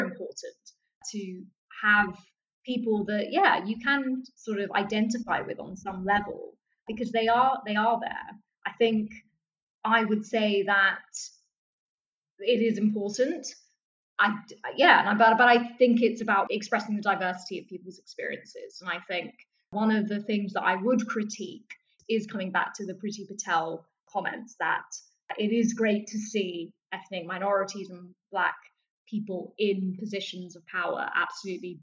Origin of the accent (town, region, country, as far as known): London, United Kingdom; born or raised there